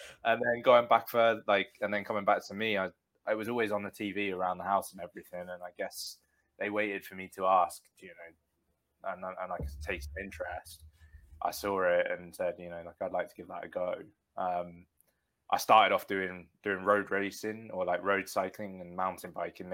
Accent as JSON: {"language": "English", "area": "Bedfordshire", "region": "East of England", "country": "United Kingdom", "tie": "born or raised there", "said": "Stotfold, which is near where I grew up in Bedfordshire"}